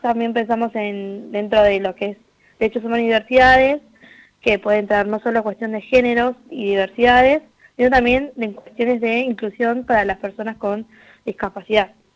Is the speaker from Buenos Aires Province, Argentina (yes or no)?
yes; Quilmes, Buenos Aires Province, Argentina; yo soy de Quilmes